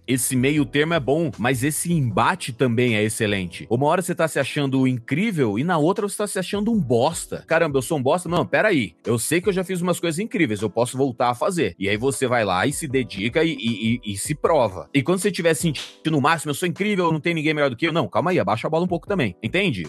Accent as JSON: {"language": "Portuguese", "town": "Sinop", "region": "Mato Grosso", "country": "Brazil", "tie": "born or raised there", "also_born_or_lived": "Cuiabá", "moved": "yes", "said": "Eu morei, nasci em Cuiabá, morei a vida inteira no interior do Mato Grosso, 500 quilômetros para dentro do estado do Mato Grosso, Caralho. numa cidade chamada Sinop"}